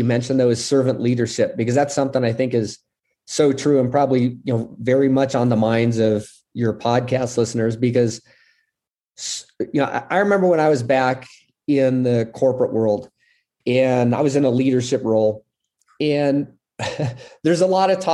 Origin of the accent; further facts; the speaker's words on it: United States; also born or lived in Puerto Rico; I'm this gringo from America